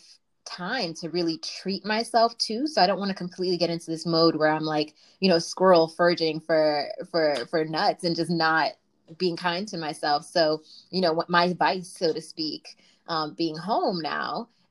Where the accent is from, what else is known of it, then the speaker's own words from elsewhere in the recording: New York City, New York, United States; I'm from Brooklyn, BK for life.